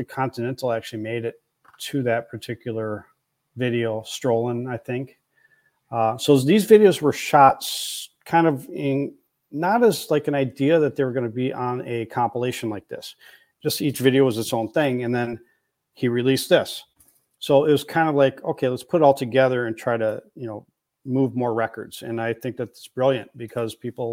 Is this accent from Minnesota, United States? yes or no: yes; Plymouth, Minnesota, United States; moved away; Plymouth. I grew up in West suburbs